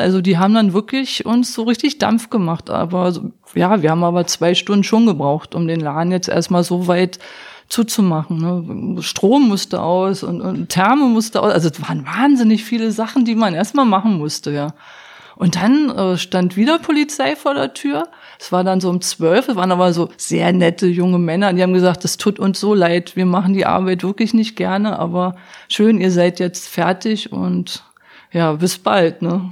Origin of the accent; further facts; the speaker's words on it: East Germany, Germany; moved away as an adult; now in Berlin, Germany; als Ossi